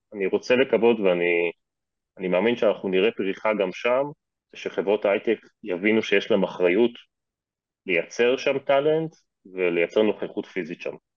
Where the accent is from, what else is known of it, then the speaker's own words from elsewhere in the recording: Israel; אנחנו כישראלים